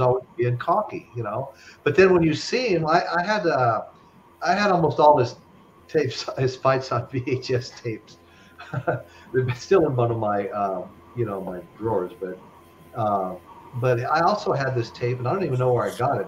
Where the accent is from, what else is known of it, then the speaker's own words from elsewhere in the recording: Henderson, Nevada, United States; when I was a kid growing up in Henderson, Nevada, just outside of Vegas